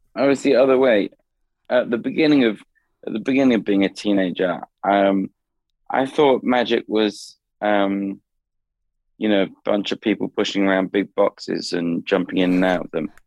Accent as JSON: {"language": "English", "region": "London", "country": "United Kingdom", "tie": "born or raised there", "moved": "yes", "said": "Southeast London. That's where I grew up. My parents are still in the same house"}